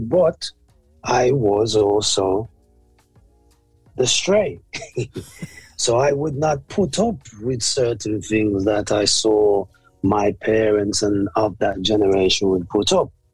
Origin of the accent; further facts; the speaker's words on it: Birmingham, West Midlands, United Kingdom; I was born here in the UK in the 60s, late 60s. And I was born actually in Handsworth.